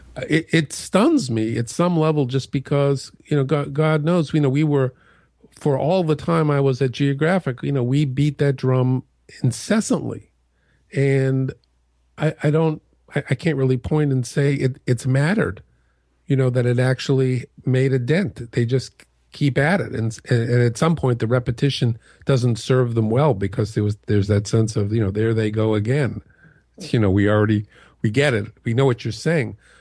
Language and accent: English; outside of Boston, Massachusetts, United States; growing up outside of Boston